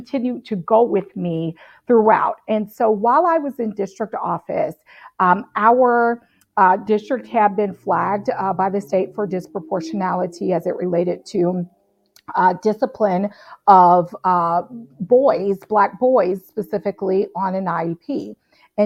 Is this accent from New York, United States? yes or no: no; Cincinnati, Ohio, United States; So I grew up in Cincinnati, North College Hill